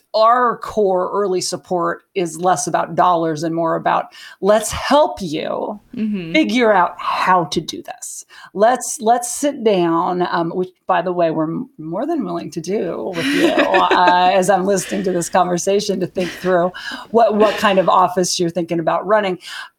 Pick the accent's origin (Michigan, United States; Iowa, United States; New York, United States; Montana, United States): Montana, United States; So I'm from Montana.